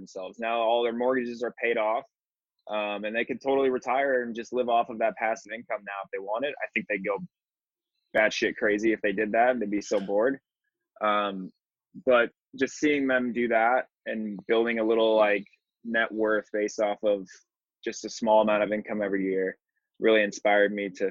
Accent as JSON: {"language": "English", "town": "Iowa City", "region": "Iowa", "country": "United States", "tie": "born or raised there", "also_born_or_lived": "Los Angeles", "moved": "as an adult", "lives_now": "New York, United States", "said": "because he's from my hometown. So they always come back to Iowa City"}